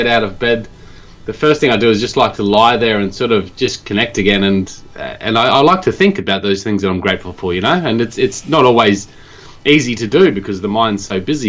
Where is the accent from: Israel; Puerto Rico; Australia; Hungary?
Australia; moved away as an adult; now in Japan; I'm from Australia